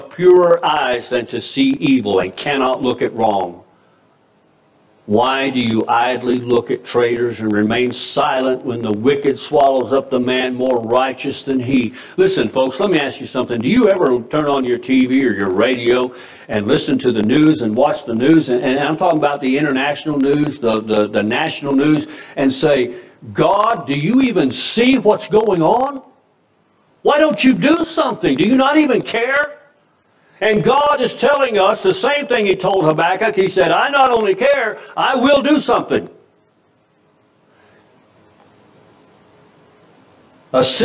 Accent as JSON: {"language": "English", "country": "United States", "tie": "born or raised there", "said": "the America I grew up"}